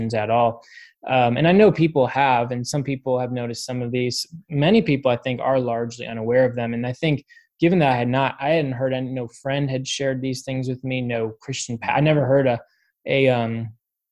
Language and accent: English; Cleveland, Ohio, United States; also born or lived in Nashville, Tennessee / Chicago; I am from Cleveland, Ohio. So, grew up here in Cleveland, grew up in the area.